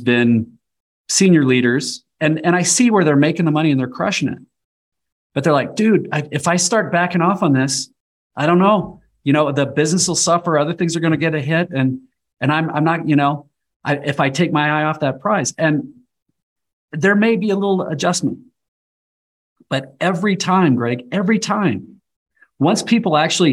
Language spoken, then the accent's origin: English; Nebraska, United States; also born or lived in Colorado; I was born and raised in Nebraska, and we live half-time in Nebraska now and half-time in the high country of Colorado